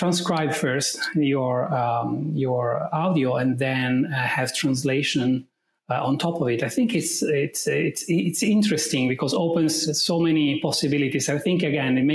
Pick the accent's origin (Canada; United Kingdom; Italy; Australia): Italy; accent: Italian; English is a second language; I'm Italian right from my accent